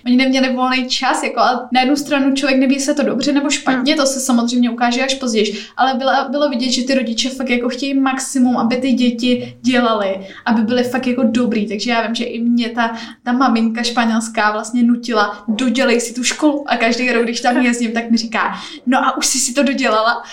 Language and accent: Czech; Teplice District, North Bohemia, Ústí nad Labem Region, Czechia; moved away as an adult; also born or lived in Prague; Já pocházím ze severních Čech, z Teplicka, z takové malé vesnice